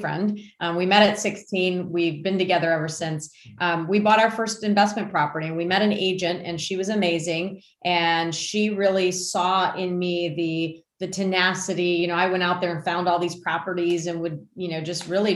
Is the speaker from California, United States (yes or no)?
no; Warren, Michigan, United States; moved away as an adult; also born or lived in Grosse Pointe, Michigan / Harper Woods, Michigan; now in North Carolina, United States; I grew up in Warren, and we were in Grosse Pointe at the time